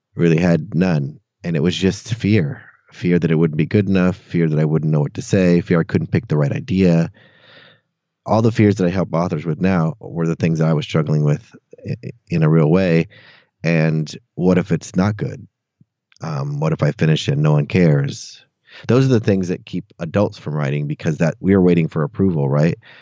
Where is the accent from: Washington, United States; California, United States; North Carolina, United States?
California, United States; Santa Cruz; moved away as an adult; now in Austin, United States; I grew up in Santa Cruz, California, actually on another beach town. Um, yeah, until I was about 18 or 19 when I left for college